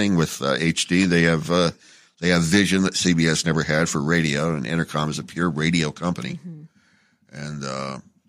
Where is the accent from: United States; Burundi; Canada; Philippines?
United States; Phoenix, Arizona; born or raised there; also born or lived in Las Vegas; now in Los Angeles, United States